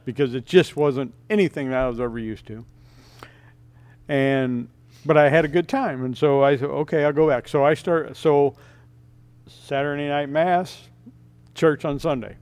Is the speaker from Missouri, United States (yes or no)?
yes; St. Louis, Missouri, United States; also born or lived in Ozarks, Missouri; I grew up in the city of Saint Louis